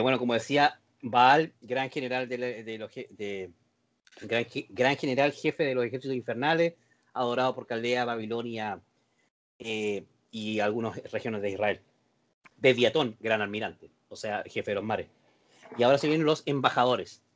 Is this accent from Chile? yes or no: yes; Concepción, Biobío, Chile; los que somos penquistas